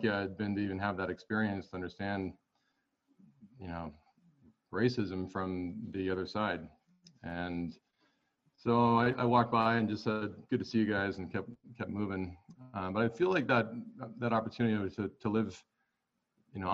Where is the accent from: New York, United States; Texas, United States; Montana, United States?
Montana, United States; also born or lived in Los Angeles; I grew up in Montana and I'm here again. I took a little stint in Los Angeles for about 9 years.